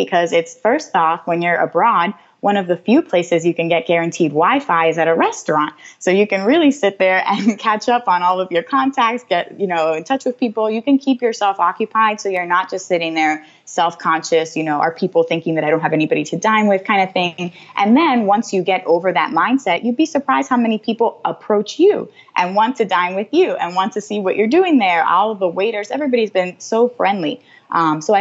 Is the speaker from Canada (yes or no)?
no; United States; as an American